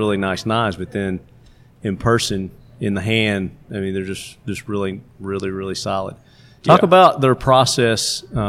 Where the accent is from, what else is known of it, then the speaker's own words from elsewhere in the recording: the South, United States; Because I'm from the South.